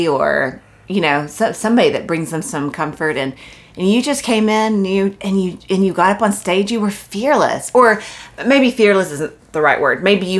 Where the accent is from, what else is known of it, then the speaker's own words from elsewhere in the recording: Corsicana, Texas, United States; moved away as an adult; also born or lived in California / Los Angeles; I grew up in Corsicana, but lived in California for a long time.